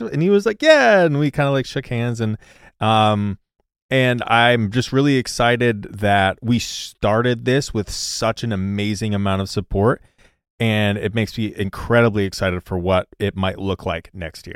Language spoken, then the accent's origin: English; Missouri, United States; growing up, I'm from Missouri